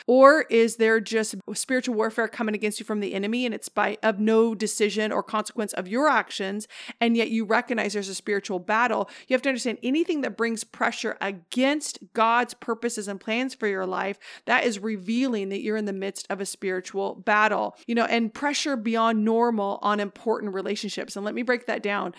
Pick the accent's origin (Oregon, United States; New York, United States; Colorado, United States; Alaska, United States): Oregon, United States; now in Northern California, United States; I'm from Oregon